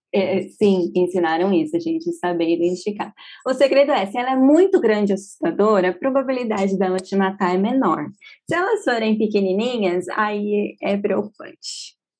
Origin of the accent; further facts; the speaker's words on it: São Paulo, Brazil; moved away as an adult; also born or lived in Sydney, Australia; lembra minha cidade natal, lembra São Paulo